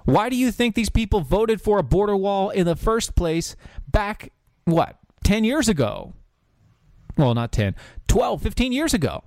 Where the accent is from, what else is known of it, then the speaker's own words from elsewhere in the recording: North Carolina, United States; my home state, word to my homies. North Carolina